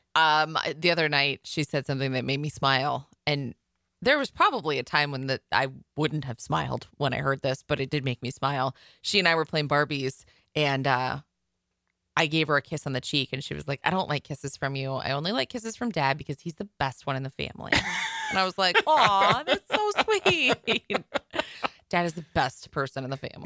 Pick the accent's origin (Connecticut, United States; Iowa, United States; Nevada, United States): Iowa, United States; I'm from Iowa